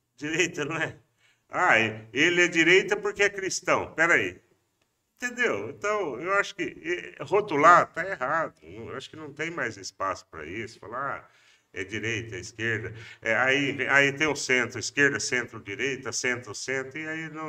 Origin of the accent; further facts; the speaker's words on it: Pompeia, São Paulo, Brazil; Eu não nasci em Pompeia, mas cheguei lá com dois anos de idade